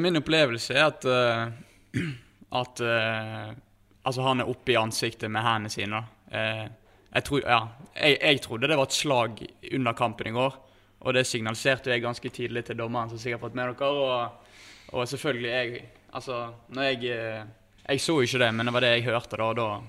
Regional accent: Bergen, Vestland, Norway; moved away as an adult; now in Sogndal, Norway; jeg er jo bergensgutt. Eh, bodde, eh, ja, bodde i Bergen helt fram til jeg flyttet opp hit

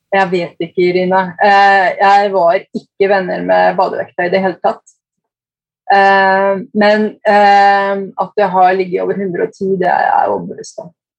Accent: Eidsvoll, Akershus, Norway; moved away as an adult; also born or lived in Kongsvinger, Norway / Lillehammer, Norway / Brescia, Italy; now in Brescia province, Italy; jeg vokste opp på Eidsvoll Verk.

